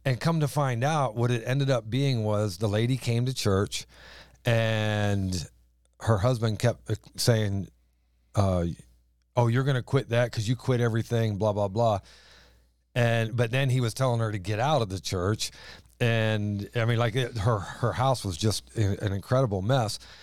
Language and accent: English; the South, United States; accent: southern drawl; moved away as an adult; now in East Greenbush, United States; we apparently had a southern drawl to us